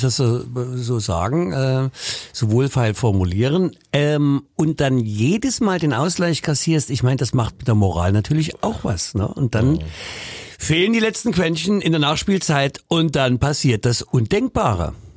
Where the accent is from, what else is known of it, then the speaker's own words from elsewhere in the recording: Leipzig, Saxony, Germany; Ich komme aus Leipzig Mitte und nicht aus Mainz